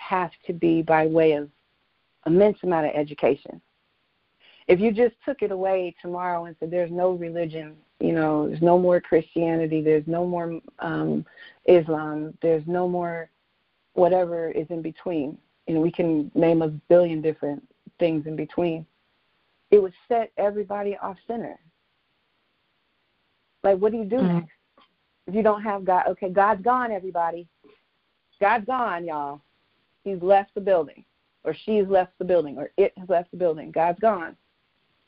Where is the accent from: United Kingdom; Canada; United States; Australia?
United States; Inglewood, California; English is a second language; I'm from South L.A., Inglewood, and that's a rough part of Los Angeles